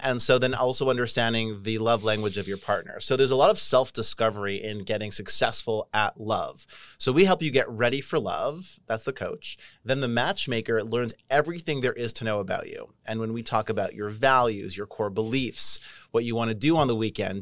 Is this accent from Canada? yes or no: yes; Canada; moved away; I'm Canadian